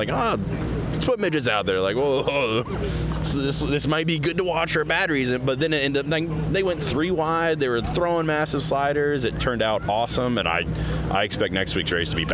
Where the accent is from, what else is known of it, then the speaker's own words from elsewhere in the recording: Tulsa, Oklahoma, United States; I came from Tulsa. Yeah, grew up around Port City.